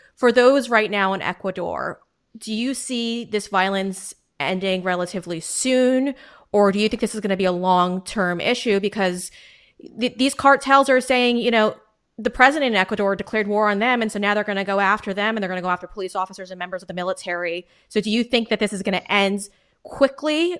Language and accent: English; Long Island, New York, United States; I am from Long Island, New York